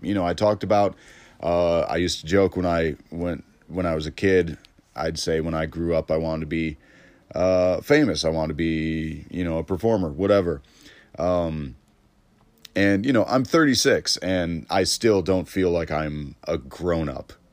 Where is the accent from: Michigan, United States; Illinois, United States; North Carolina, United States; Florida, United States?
Illinois, United States; Elmhurst; Elmhurst comedy, 'cause that's my hometown. Like, I, I was raised in Elmhurst